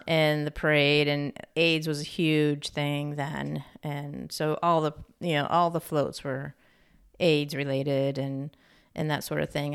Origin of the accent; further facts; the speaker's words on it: New York, United States; now in California, United States; I grew up in New York State